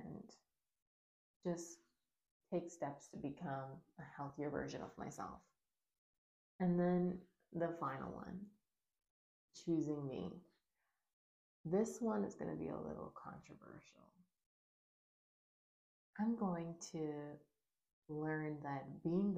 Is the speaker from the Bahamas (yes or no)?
yes; Bahamas; I grew up in the Bahamas